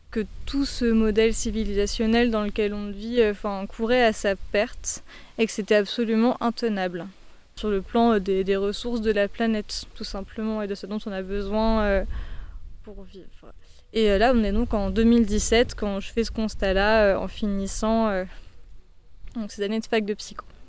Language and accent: French; Paris, Île-de-France, France; J'ai toujours été parisienne, j'ai grandi à Paris, sur mon banlieue parisienne.